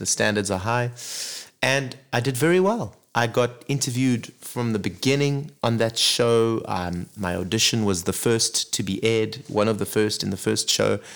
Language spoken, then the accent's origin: English; Zimbabwe; also born or lived in Zambia; I grew up really in Africa. You know, born in Zambia, grew up in Zimbabwe.